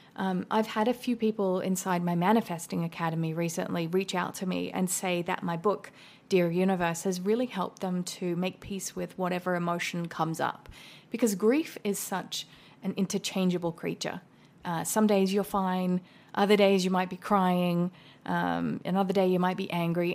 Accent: Australia; now in United States; an Australian living in America

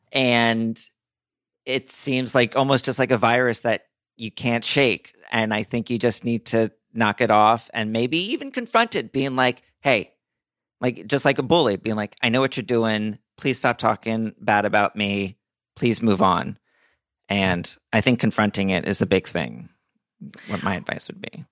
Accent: Princeton, New Jersey, United States; also born or lived in New Orleans; I was born in New Orleans, moved to North Jersey, and then I, through middle school and high school and through college, I was in the Central Jersey, Princeton area

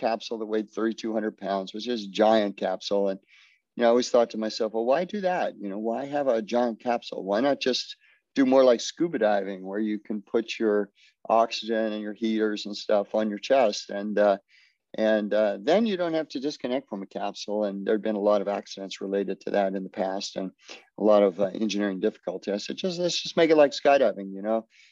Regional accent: Florida, United States; I grew up in Florida

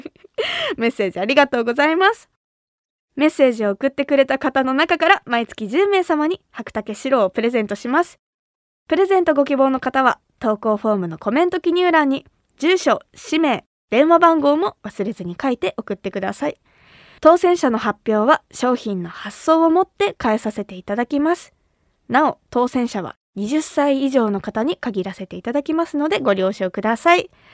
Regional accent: Kumamoto, Japan; moved away as an adult; now in Tokyo, Japan; 私が生まれ育った熊本

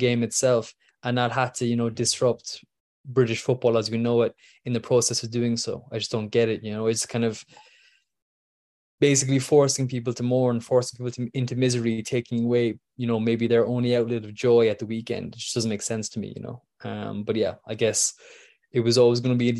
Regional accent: Ireland; I'm Irish

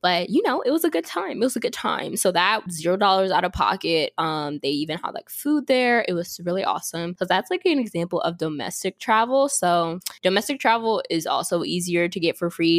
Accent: York, Pennsylvania, United States; moved away; I'm from Pennsylvania, but I actually lived in York, which is like five hours from Pittsburgh

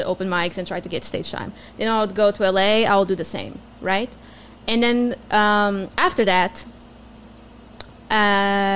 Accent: Portugal; first language Portuguese; English is a second language; moved away as an adult; also born or lived in Germany / Abu Dhabi / Austin; now in United States; Portuguese, yeah. I'm from Portugal.

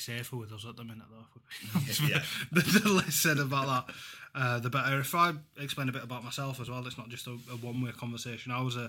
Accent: Huddersfield, Yorkshire and the Humber, United Kingdom; and Huddersfield win 36, I'll be happy, because I've got a soft spot for them, obviously, being my hometown club.

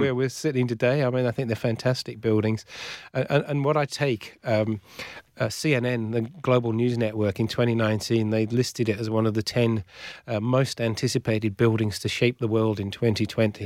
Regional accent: Shropshire, West Midlands, United Kingdom; moved away as an adult; also born or lived in Northeast England / Newcastle; now in Western Australia, Australia; I grew up in, in the county of Shropshire

